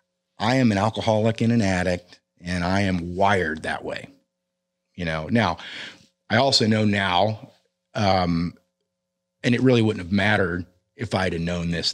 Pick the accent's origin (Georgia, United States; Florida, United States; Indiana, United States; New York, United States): Florida, United States; Orlando; I mean, I was born and raised predominantly in Orlando, Florida. And I'm the son of conservative Christian healthcare professionals.